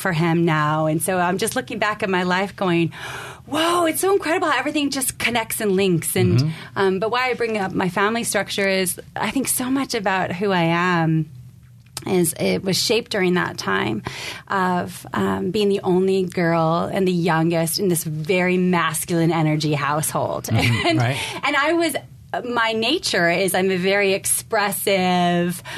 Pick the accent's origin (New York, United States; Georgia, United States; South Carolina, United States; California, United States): California, United States; San Carlos; we grew up in San Carlos